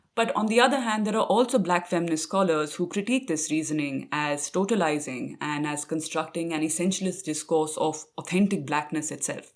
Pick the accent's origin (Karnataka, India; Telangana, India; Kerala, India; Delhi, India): Delhi, India; Growing up in Delhi, it is through hair and the turban that several of my family members wore that I came to understand and make sense of my own identity as a minority Sikh in contemporary India